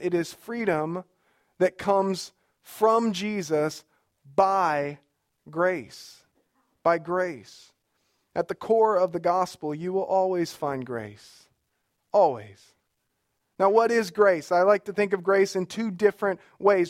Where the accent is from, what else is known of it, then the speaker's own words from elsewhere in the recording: Alabama, United States; My wife is here, and, uh, we are from Alabama